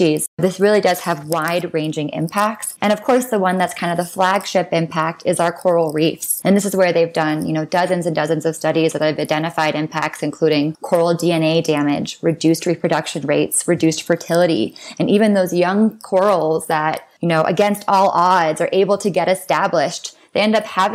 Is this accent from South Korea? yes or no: no; U.S. Virgin Islands; I was born and raised on St. John in the U.S. Virgin Islands